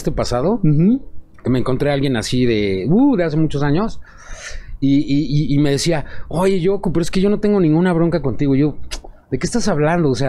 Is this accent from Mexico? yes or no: yes; Mexico; Somos mexicanos, o sea, nunca vas a negar que, va, por ejemplo, eh, eres metalero y vas en el pecero escuchando cumbias.